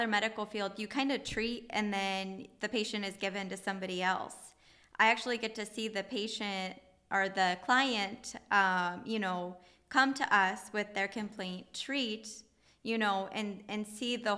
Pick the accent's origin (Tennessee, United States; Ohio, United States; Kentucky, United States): Ohio, United States; Oregon; also born or lived in Woodville, Ohio; I grew up in Oregon, Ohio. I lived near Maumee Bay and enjoyed riding my bike there with family and friends. And I lived there up until the seventh grade